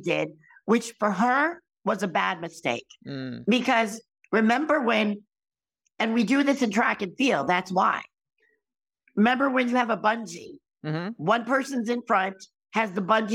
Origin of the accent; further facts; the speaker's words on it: Connecticut, United States; I'm from Connecticut